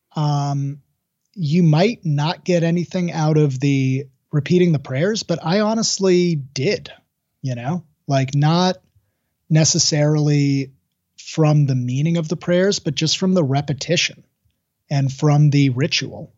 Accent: Seattle, Washington, United States; I would say Seattle

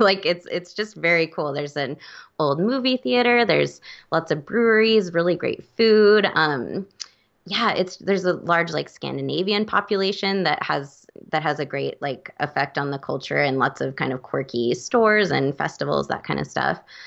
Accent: Oregon, United States; moved away; I'm from Oregon

